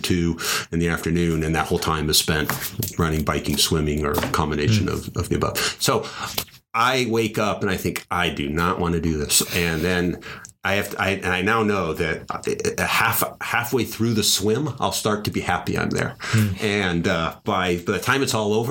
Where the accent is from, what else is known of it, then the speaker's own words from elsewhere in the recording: United States; I was born in the United States